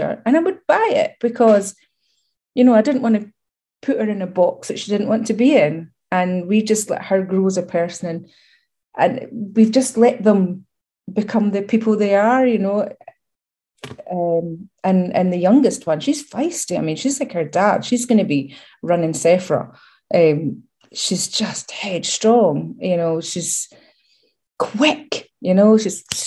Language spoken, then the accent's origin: English; Scotland, United Kingdom; accent: Scottish; my Scottish accent gets way stronger. So I'm like, everybody, I'm Scottish